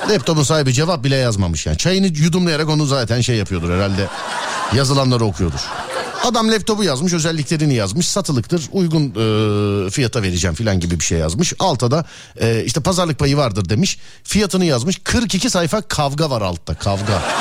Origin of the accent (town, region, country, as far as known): Ankara, Turkey